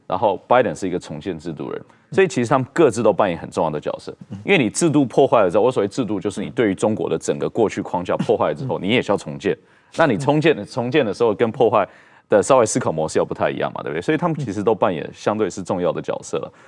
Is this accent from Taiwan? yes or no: yes; Taiwan; 我们台湾人民